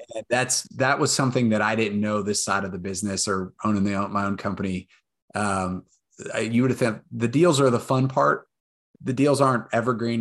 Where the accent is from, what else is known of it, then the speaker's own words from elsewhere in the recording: Austin, Texas, United States; born and raised in Austin, went to U T